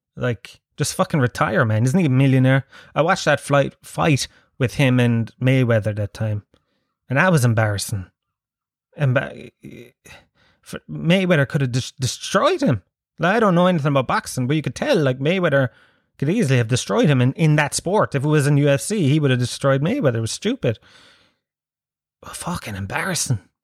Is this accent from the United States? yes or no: no; Ireland; as an Irish person